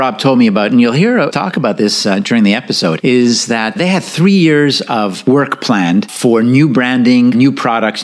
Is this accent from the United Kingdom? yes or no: no; Canada; moved away; growing up in Canada